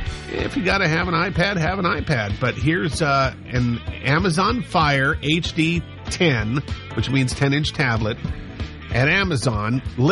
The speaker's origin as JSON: {"language": "English", "region": "Montana", "country": "United States", "tie": "born or raised there", "said": "growing up in Montana"}